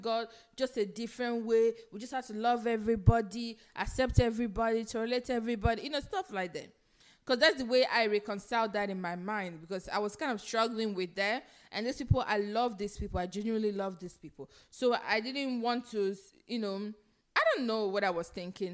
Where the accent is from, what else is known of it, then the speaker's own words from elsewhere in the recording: Nigeria; now in United States; I grew up in Nigeria